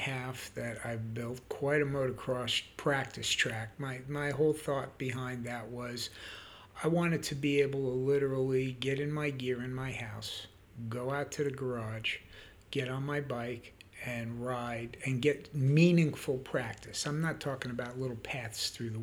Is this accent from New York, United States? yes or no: yes; Yonkers, New York, United States; moved away; also born or lived in Lake Wylie / Charlotte area; I grew up in Yonkers, New York.